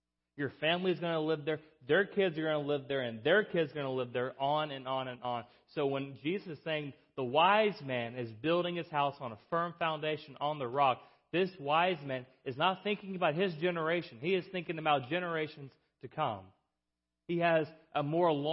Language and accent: English; South Alabama, United States; I'm from South Alabama.